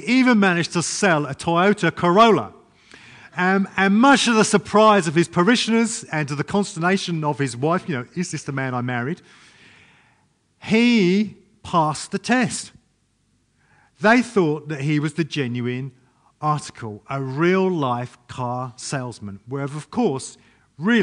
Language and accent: English; England, United Kingdom; moved away; I'm English